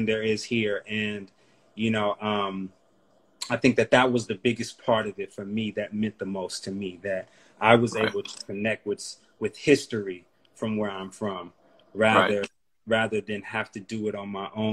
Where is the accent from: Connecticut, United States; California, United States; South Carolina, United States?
California, United States; Oakland; being from East Oakland, or Oakland period, the Bay period